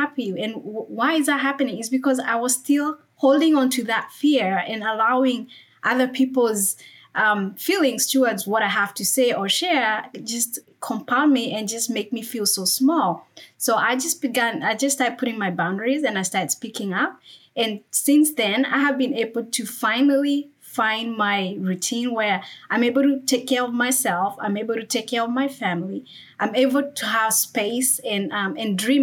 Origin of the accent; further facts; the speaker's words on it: Kenya; moved away as an adult; now in United States; born and raised in Kenya, and then I immigrated to the U.S. to pursue my education and also my career.